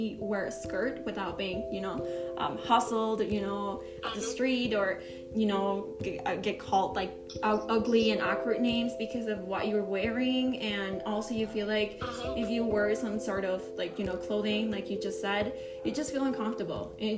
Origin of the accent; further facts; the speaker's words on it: Mexico City, Mexico; I'm from Mexico City